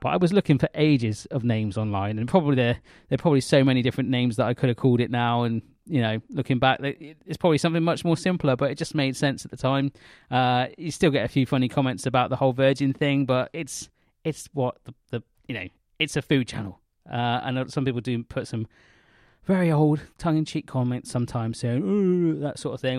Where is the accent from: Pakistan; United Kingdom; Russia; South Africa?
United Kingdom; the West, South West England; I come from the West